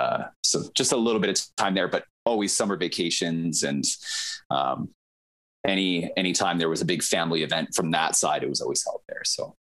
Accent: Delta, Manitoba, Canada; born there; my mom was born and raised in Delta, Manitoba, which is just on the southern cusp of Lake Manitoba

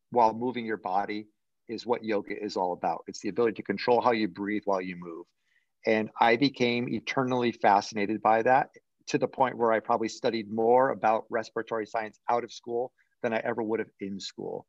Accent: Connecticut, United States; moved away as an adult; now in Florida, United States; I grew up in Connecticut, up in New England, in the States.

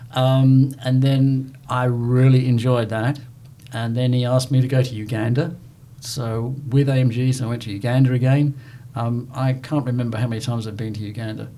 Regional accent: England, United Kingdom; now in Southern United States; being an Englishman

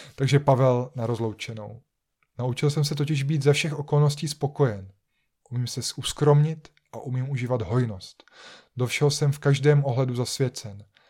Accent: Czechia; jako Češi, jako obyvatelé České republiky nebo, nebo Slovenské republiky

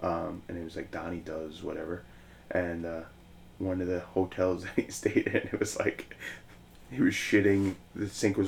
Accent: Ireland; And I'm like, oh, I'm Irish.

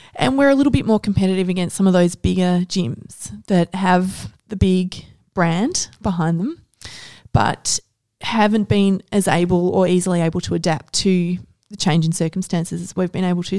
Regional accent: Ballarat, Victoria, Australia; now in Melbourne, Australia; I grew up in Ballarat

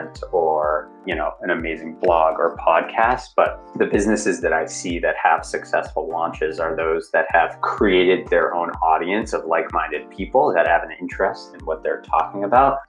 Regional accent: Boston, Massachusetts, United States; I'm from Boston, Massachusetts

